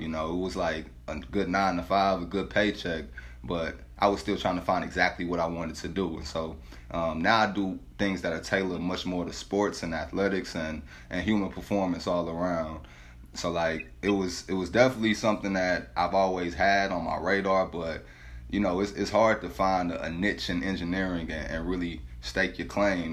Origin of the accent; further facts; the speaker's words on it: St. Louis, Missouri, United States; where I grew up at in St. Louis